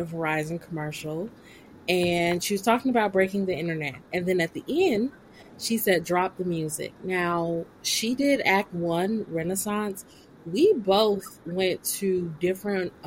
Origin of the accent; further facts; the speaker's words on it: Florida, United States; also born or lived in Korea; I come from the South. I come from a very Southern family. Grew up in Baptist and Pentecostal churches my whole life